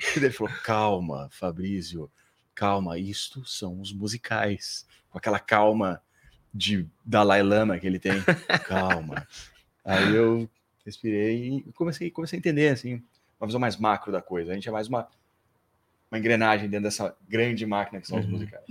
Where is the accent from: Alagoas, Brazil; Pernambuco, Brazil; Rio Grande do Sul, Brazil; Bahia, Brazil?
Rio Grande do Sul, Brazil; Porto Alegre; moved away as an adult; also born or lived in São Paulo; sou de Porto Alegre.